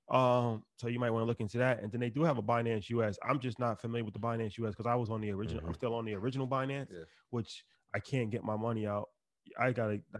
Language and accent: English; New York City, New York, United States; I'm from Northside. Why? Northside, Queens.